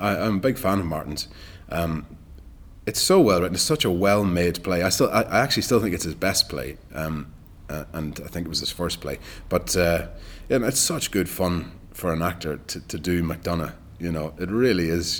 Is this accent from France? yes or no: no; Ireland; moved away as an adult; also born or lived in Dublin / Galway; now in London, United Kingdom; as an Irish actor